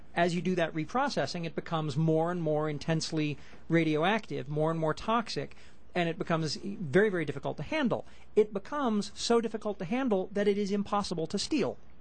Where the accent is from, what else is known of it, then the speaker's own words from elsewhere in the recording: United States; As an American